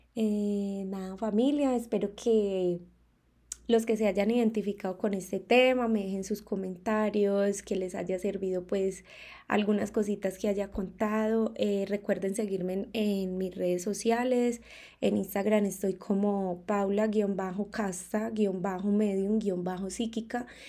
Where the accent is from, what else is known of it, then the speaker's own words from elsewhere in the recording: Colombia; moved away as an adult; now in Mexico; yo partí de mi país natal, que es Colombia, mi amada Colombia